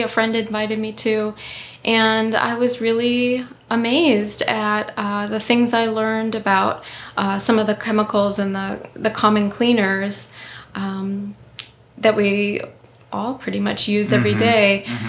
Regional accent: Upper Peninsula, Michigan, United States; now in Northville, United States; I'm actually originally from the Upper Peninsula, and I lived on Little Beatty Knock off of Lake Michigan

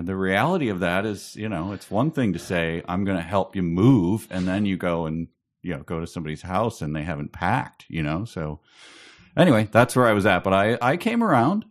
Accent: near Chicago, Illinois, United States; I grew up near Chicago. I didn't grow up in Chicago

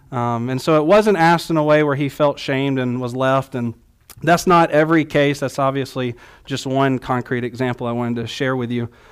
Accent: the South, United States; growing up in the South

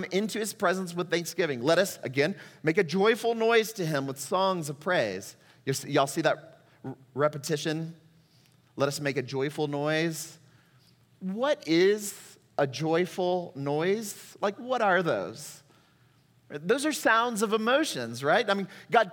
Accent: Texas, United States; moved away as an adult; also born or lived in Puerto Rico; Amanda and I are both native Texans

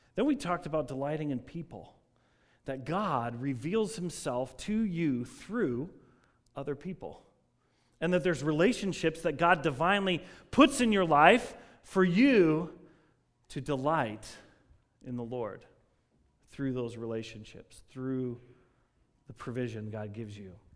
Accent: Denver, Colorado, United States; I grew up in Denver, Colorado

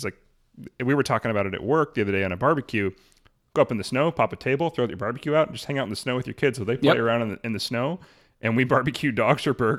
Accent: Arlington, United States; born or raised there

